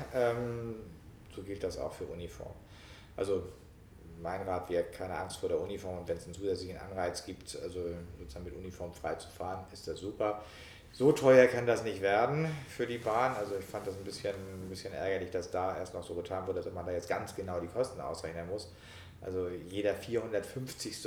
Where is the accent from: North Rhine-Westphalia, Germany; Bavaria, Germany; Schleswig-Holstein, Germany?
Schleswig-Holstein, Germany; moved away; meiner alten Heimat, also in Schleswig-Holstein, in äh, Nordfriesland und in äh, Kiel